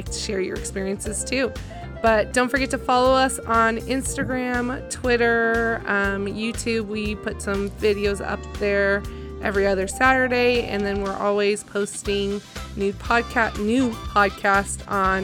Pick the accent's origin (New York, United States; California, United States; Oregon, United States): California, United States; I grew up in California.